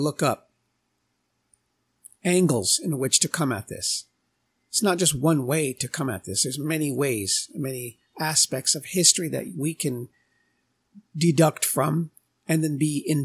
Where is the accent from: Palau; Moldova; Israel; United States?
United States; I'm Native American